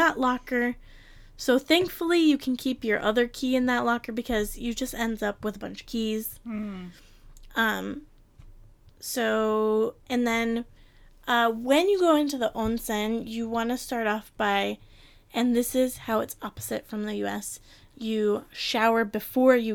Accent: Detroit, Michigan, United States; moved away; I am from Detroit

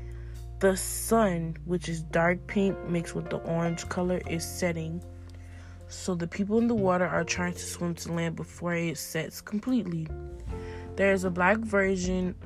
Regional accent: Richmond, Virginia, United States; I'm from Richmond, Virginia

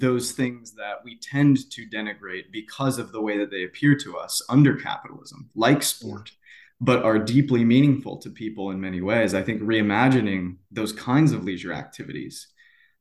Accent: United States; I'm from the United States

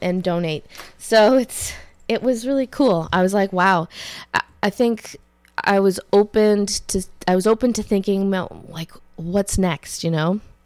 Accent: Ottawa Valley, Canada; I'm from the Ottawa Valley

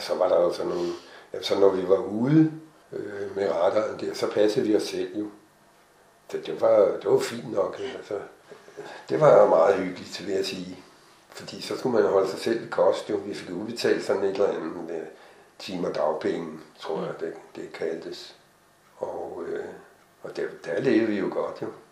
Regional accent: Hvidovre, Capital Region of Denmark, Denmark; Jeg er fra Hvidovre

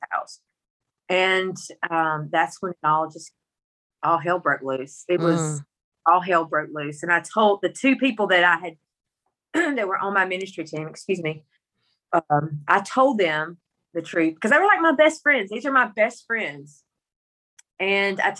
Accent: Mississippi, United States; accent: country; I'm from Mississippi with this country accent, but I grew up in the country

